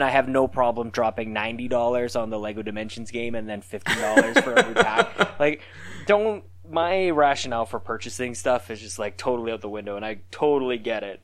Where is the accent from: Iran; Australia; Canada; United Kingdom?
Canada; accent: Canadian; we're definitely Canadian